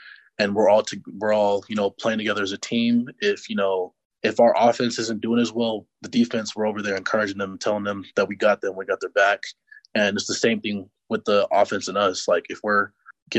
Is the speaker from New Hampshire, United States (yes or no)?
no; Antioch, California, United States; I grew up in Antioch, California